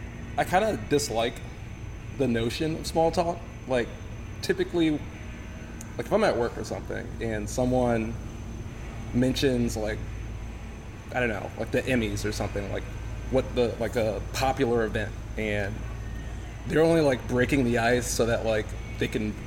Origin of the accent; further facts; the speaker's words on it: California, United States; moved away; also born or lived in Washington, D.C.; I'm from D.C. Actually, I'm really from California.